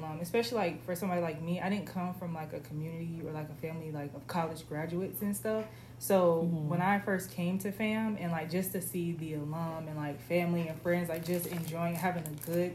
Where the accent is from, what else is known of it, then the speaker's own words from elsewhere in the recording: Orlando, Florida, United States; I'm from Orlando